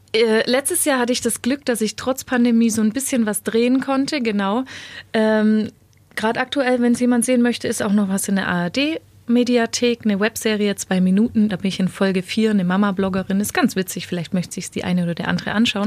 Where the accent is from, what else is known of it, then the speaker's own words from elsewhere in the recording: Weißenhorn, Bavaria, Germany; moved away as an adult; Ich bin ja später tatsächlich wieder in meine Heimat Weißenhorn zurückgezogen